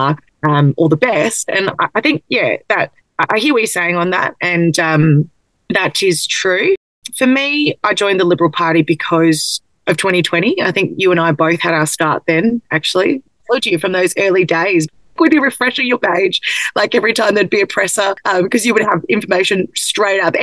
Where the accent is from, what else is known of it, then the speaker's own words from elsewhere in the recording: Melbourne, Victoria, Australia; I grew up in Blackburn North, one street away from the electorate of Warrandyte